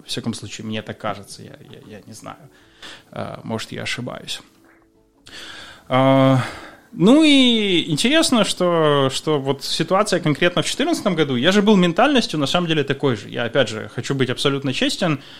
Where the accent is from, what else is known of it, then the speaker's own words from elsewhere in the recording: Ukraine; moved away as an adult; Я уехал из Украины за два месяца до того, как э, начался процесс